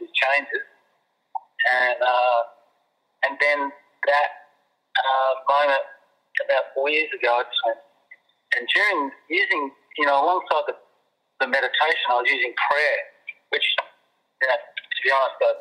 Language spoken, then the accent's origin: English; Avalon, New South Wales, Australia; my hometown there at Avalon